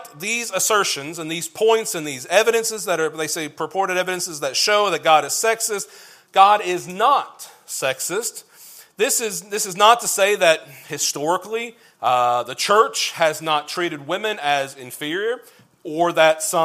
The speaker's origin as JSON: {"language": "English", "region": "Kentucky", "country": "United States", "said": "I'm from Kentucky, azer comes out as easer when I start saying it a bunch"}